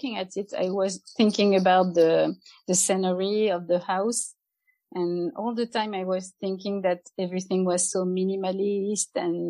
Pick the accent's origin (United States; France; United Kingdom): France; also born or lived in Nantes, France; I'm from France. I live in Nantes, which is a town on the west coast. Not on the west coast, but not far from the west coast in France.